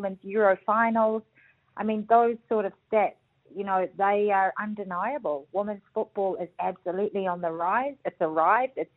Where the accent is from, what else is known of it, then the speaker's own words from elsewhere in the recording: New Zealand; being a Kiwi